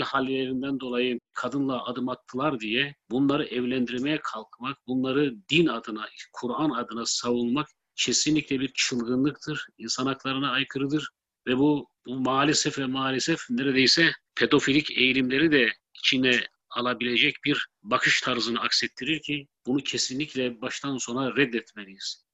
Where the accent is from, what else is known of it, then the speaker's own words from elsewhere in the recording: Black Sea Region, Turkey; ben Karadenizli olduğum halde